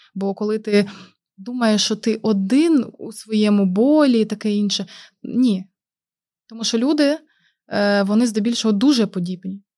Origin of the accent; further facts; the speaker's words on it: Mariupol, Donetsk Oblast, Ukraine; moved away as an adult; now in Oldenburg, Germany; ми з Маріуполя.